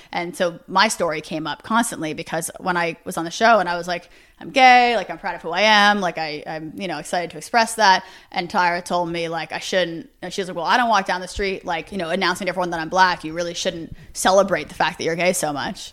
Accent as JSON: {"language": "English", "town": "New York City", "region": "New York", "country": "United States", "tie": "born or raised there", "said": "born and raised Manhattan"}